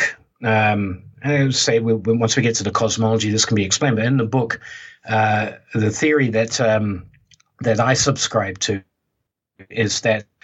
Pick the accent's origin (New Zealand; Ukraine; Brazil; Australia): New Zealand; I was brought up in New Zealand